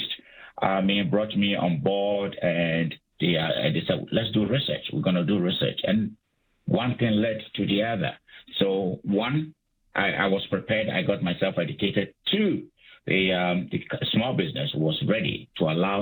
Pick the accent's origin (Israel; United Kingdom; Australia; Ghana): Ghana; moved away as an adult; also born or lived in United States / Calgary, Canada; I'm from Africa. I'm from Ghana. I did my undergraduate studies in Ghana